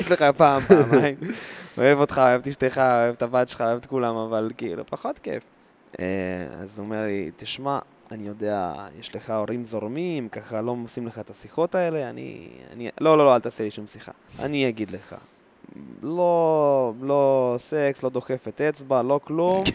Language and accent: Hebrew; the North, Northern District, Israel; גדלתי בצפון